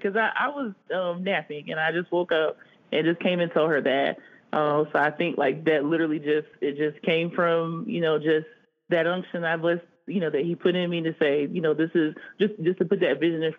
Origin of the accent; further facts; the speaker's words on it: Lake City, Florida, United States; moved away; growing up in Lake City provided me really like a very unique experience, I think.